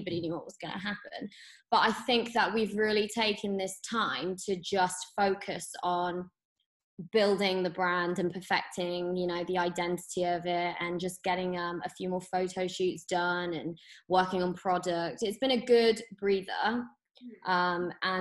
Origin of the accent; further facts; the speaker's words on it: Birmingham, West Midlands, United Kingdom; also born or lived in London; I grew up in Birmingham.